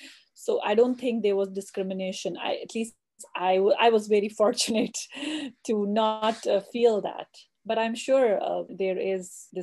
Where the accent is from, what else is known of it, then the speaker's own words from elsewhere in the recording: Jammu and Kashmir, India; Oh, so it's I'm originally from Kashmir. So Kashmir is in north of India and south of Pakistan. So it's a valley which is surrounded by the Himalayas mountains.